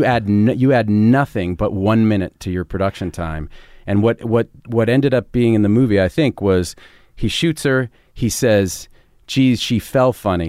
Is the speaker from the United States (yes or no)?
yes; Cambridge, Massachusetts, United States; I grew up in Cambridge